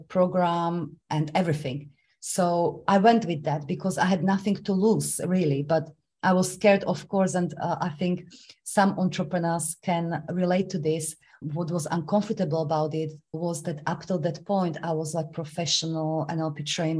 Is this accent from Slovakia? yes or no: yes; Slovakia; English is a second language; moved away as an adult; now in London, United Kingdom; I was supposed to start university in my home country, Slovakia